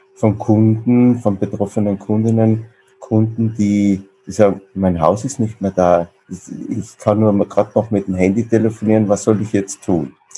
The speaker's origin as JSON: {"language": "German", "area": "South Tyrol", "region": "Trentino-Alto Adige", "country": "Italy", "also_born_or_lived": "Vienna", "moved": "as an adult", "said": "wie man vielleicht unschwer hören kann, jetzt kein gebürtiger Kölner und äh, ich komme aus sehr weit aus dem Süden, also aus dem südlichsten Teil, wo man noch Deutsch spricht, aus Südtirol"}